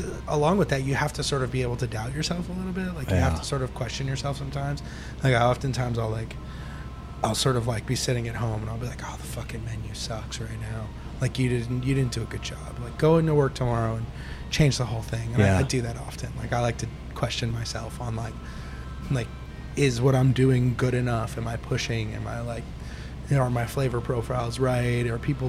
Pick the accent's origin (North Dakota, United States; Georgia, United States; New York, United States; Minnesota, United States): New York, United States; I sort of feel like, yeah, again, like you said, growing up in New York, a lot of anger in the restaurant business, right?